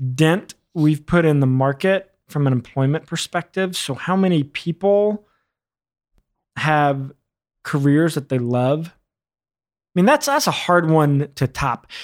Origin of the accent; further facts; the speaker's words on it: rural Arkansas, United States; also born or lived in New York City; I was born in New York City, but I was raised in rural Arkansas